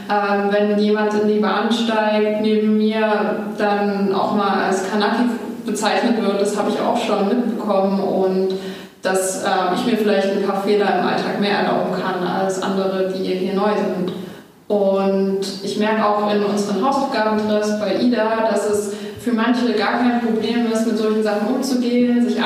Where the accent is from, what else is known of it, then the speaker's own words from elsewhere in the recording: Dresden, Saxony, Germany; Ich bin in Dresden geboren und studiere jetzt auch hier.